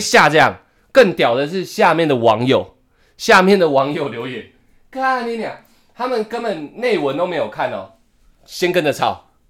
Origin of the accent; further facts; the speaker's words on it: Taiwan; 我觉得大家要听一下我们台湾人他妈怎么讲